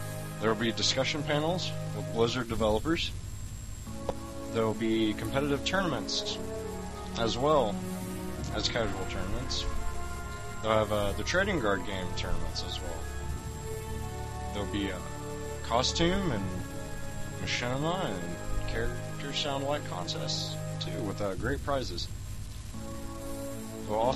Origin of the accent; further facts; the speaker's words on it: Iowa, United States; we're from Iowa